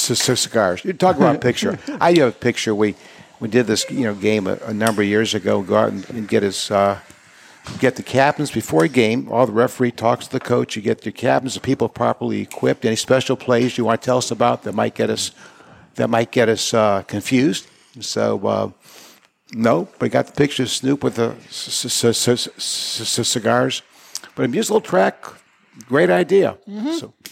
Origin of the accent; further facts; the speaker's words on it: Cleveland, Ohio, United States; We came from Cleveland.